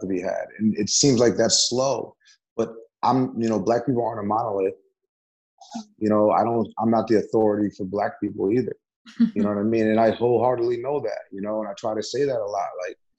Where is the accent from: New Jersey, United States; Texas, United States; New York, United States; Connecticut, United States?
New York, United States; Beacon; also born or lived in Middletown, New York / Newburgh, New York; I was born in Middletown. Okay. I lived in Newburgh for a year. Then I was raised in Beacon from like first grade on.